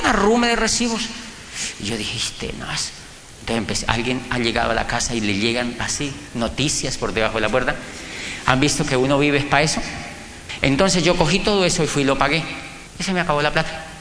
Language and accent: Spanish; Colombia; moved away as an adult; yo soy un colombiano que estudia un doctorado en psicología aquí en Europa